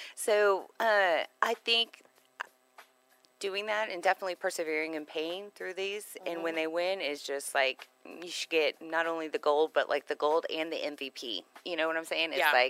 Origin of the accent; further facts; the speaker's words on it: Texas, United States; growing up in Texas